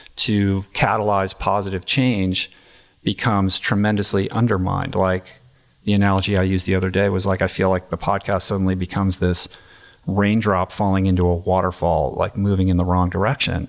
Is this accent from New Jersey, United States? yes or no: no; Bethesda, Maryland, United States; I grew up in Washington, D C, very much inside the Beltway, uh, in Bethesda, Maryland, in my neighborhood